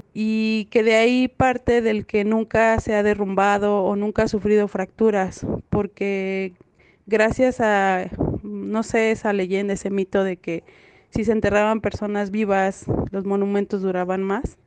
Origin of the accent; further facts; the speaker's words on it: Mexico City, Mexico; soy de la alcaldía Tláhuac del pueblo San Francisco Tlaltenco